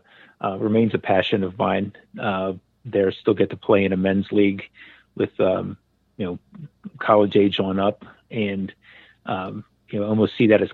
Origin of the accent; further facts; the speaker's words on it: Maryland, United States; growing up in Maryland